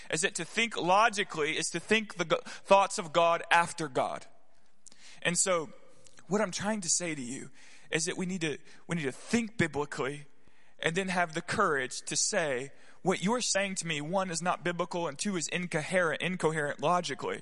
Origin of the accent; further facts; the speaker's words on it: the South, United States; I grew up in the South